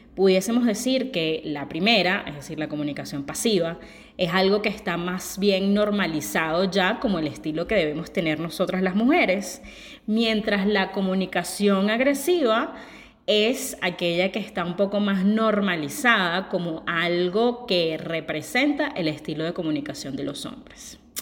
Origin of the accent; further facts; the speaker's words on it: Venezuela; moved away; yo soy una venezolana que tiene mucho tiempo viviendo fuera